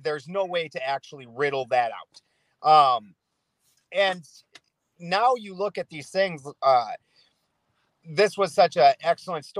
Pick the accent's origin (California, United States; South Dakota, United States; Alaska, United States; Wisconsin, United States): South Dakota, United States; where I'm from South Dakota